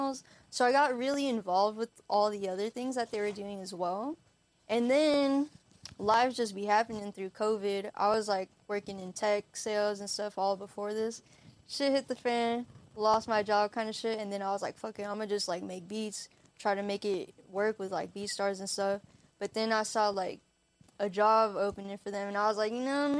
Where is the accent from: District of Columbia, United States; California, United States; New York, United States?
California, United States; Hayward; moved away as an adult; I'm from Hayward, California. He went to the same high school as I did